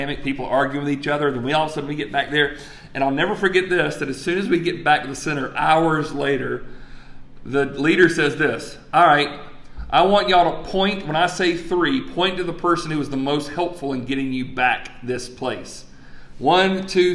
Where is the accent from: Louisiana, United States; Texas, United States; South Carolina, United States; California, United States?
South Carolina, United States; Greenwood; my hometown of Greenwood, South Carolina